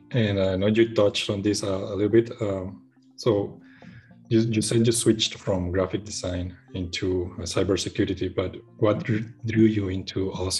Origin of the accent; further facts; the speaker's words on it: Costa Rica; moved away as an adult; now in Munich, Germany; But I'm from Costa Rica, so I've never experienced cold like that.